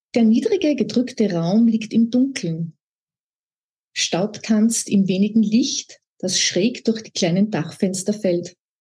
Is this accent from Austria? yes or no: yes; Upper Austria, Austria; moved away; also born or lived in Vienna / Salzkammergut / Alassio, Italy; Ich bin ja aus Oberösterreich